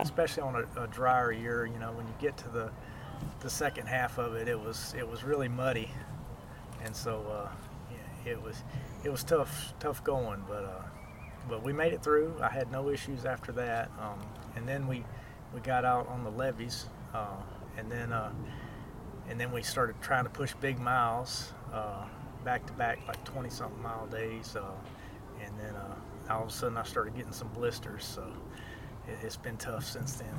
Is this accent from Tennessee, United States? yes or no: no; Florida, United States; this is my home state. I love Florida. Grew up here